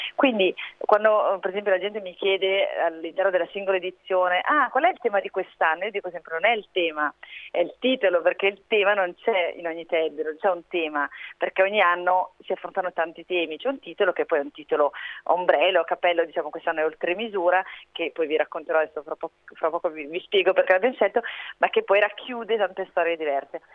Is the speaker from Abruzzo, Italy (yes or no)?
no; Milan, Lombardy, Italy; sono di Milano